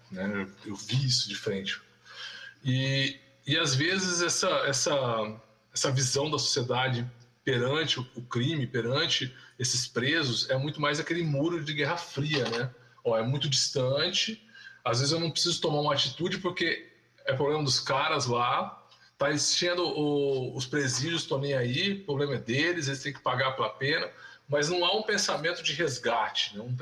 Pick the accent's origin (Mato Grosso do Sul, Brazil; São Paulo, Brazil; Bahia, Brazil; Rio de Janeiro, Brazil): Rio de Janeiro, Brazil; born there; eu nasci no Rio de Janeiro, embora não tenha sotaque, eu morava no, no morro da Rainha da Princesa, né?